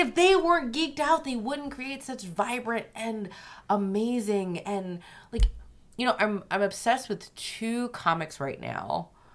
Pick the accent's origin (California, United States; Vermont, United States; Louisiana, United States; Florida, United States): Louisiana, United States; I am from Louisiana